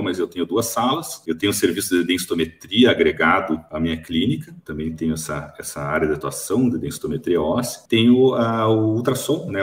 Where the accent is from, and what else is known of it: Curitiba, Paraná, Brazil; born or raised there; moved away as an adult; now in Toledo, Brazil